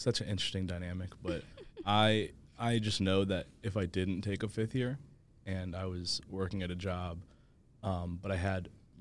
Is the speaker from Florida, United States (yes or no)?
yes; Fort Lauderdale, Florida, United States; I'm from Fort Lauderdale, Florida